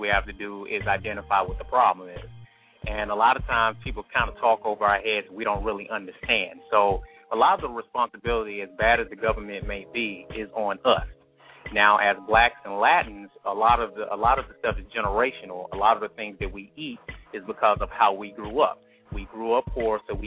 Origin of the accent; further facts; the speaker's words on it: Atlanta, Georgia, United States; now in Grand Prairie, United States; I'm from Atlanta, Georgia